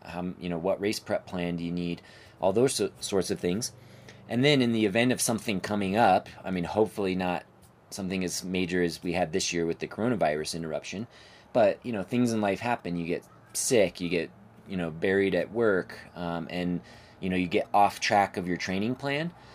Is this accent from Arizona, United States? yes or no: yes; outside of Phoenix, Arizona, United States; also born or lived in Flagstaff, Arizona; now in Denver, United States; I grew up outside of Phoenix, Arizona